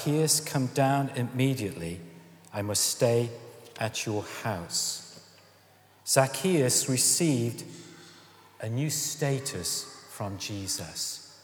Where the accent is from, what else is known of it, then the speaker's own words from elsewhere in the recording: Stoke-on-Trent, West Midlands, United Kingdom; I come from Stoke-on-Trent, and I come from a working-class background.